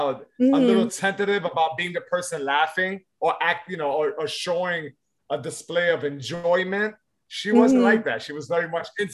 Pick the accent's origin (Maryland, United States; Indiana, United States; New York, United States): New York, United States; New York City; New York-based comic, born and raised in the Lower East Side